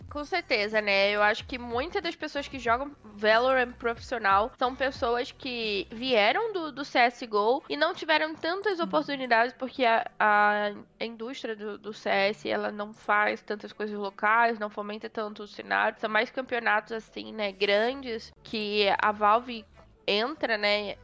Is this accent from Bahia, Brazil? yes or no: no; Belford Roxo, Rio de Janeiro, Brazil; moved away as an adult; now in São Paulo, Brazil; eu sou da, da Baixada Fluminense uhum. do Rio de Janeiro, eu sou de Belfort Roxo